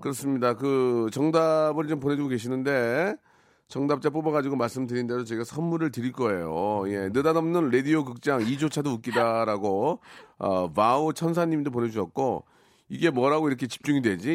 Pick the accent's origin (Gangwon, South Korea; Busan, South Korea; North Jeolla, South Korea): North Jeolla, South Korea; Jeongeup; 제 고향이 그쪽이거든요